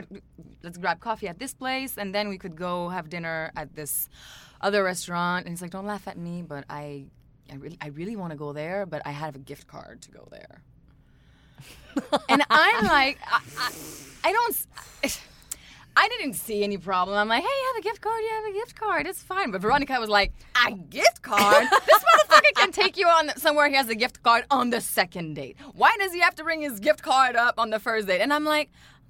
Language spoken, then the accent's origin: English; Canada; I'm French Canadian.